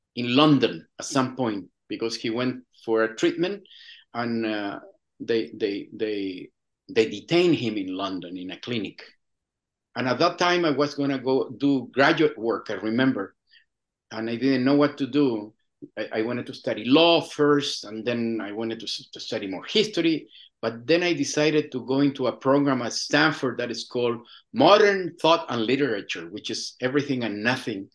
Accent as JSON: {"language": "English", "country": "Chile", "tie": "born or raised there", "second_language": "English", "moved": "as an adult", "said": "I was born in a small town in the central coast of Chile, 100 kilometers uh, from Santiago."}